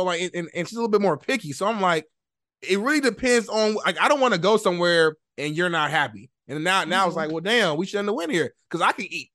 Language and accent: English; Indianapolis, Indiana, United States; moved away as an adult; now in Los Angeles, United States; I'm from Indianapolis, Indiana. I'm a Midwest guy